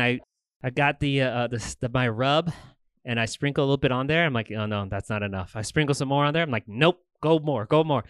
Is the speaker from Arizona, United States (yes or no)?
yes; Tucson, Arizona, United States; I was actually born and raised here in Tucson